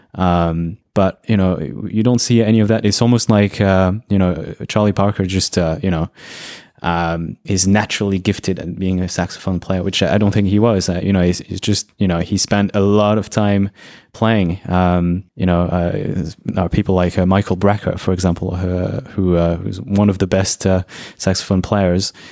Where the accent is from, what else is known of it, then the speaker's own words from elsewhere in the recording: Brazil; I was born in Brazil